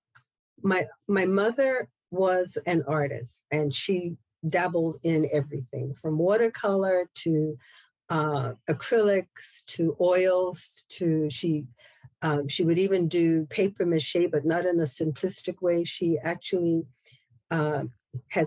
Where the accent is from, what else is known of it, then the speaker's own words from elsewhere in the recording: Bermuda; moved away; I'm from Bermuda originally